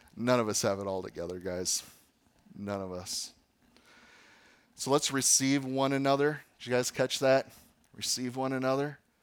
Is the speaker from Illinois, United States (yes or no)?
no; Fox Valley, Wisconsin, United States; where I grew up in the Fox Valley